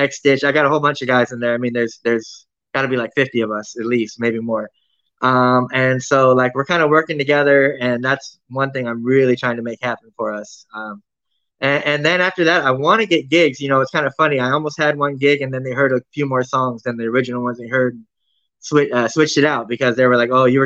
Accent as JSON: {"language": "English", "town": "Fresno", "region": "California", "country": "United States", "also_born_or_lived": "Bay Area", "said": "I'm from Fresno, but I mean, I spent a lot of time in the Bay Area"}